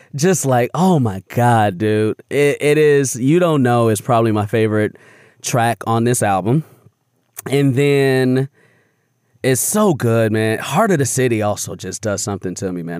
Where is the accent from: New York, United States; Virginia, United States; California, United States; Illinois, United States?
Illinois, United States; Chicago; growing up on the South Side of Chicago